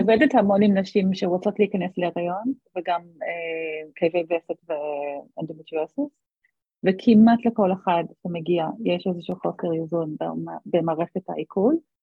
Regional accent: Australia; moved away as an adult; now in Israel; חזרתי לאוסטרליה לבקש, אה, לבקר את ההורים שלי

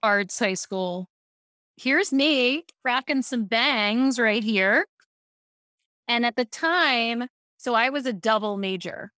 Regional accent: Baltimore, Maryland, United States; I grew up in Baltimore

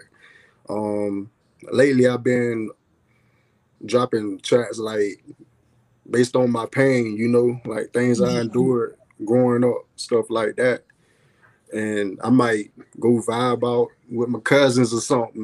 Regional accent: Gretna, Florida, United States; I'm from Florida, Gretna, Florida, by the way. Gaston County, born and raised.

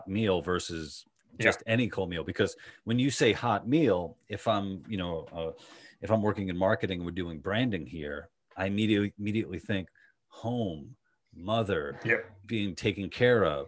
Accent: New York City, New York, United States; accent: Queens Long Island hybrid; also born or lived in Long Island, New York; I'm from Queens originally, and then I went to high school in Long Island

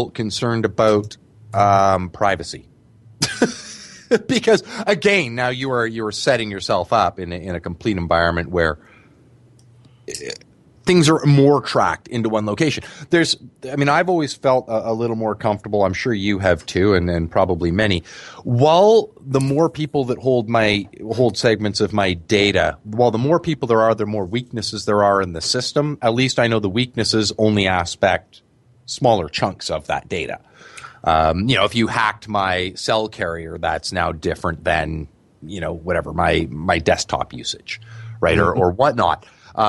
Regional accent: Canada; as a Canadian

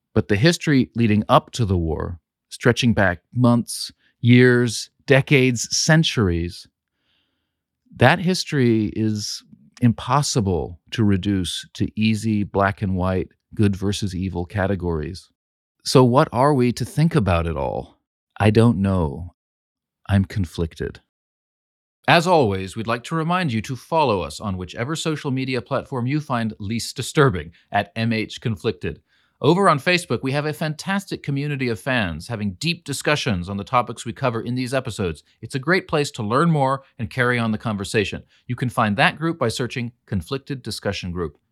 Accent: California, United States; also born or lived in northern Greece; I'm also from California, an American

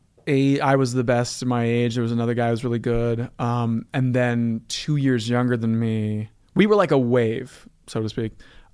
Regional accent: Evanston, Illinois, United States; Evanston, Illinois, outside Evanston, Chicago?

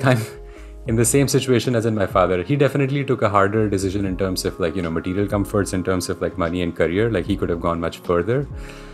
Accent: India; moved away as an adult; I grew up in India.

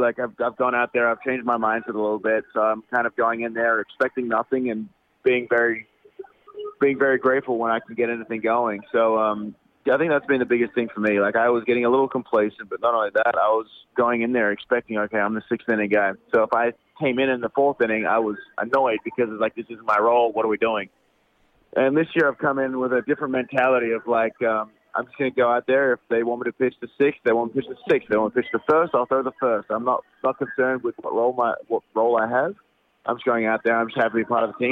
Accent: Australia; moved away; I'm Australian

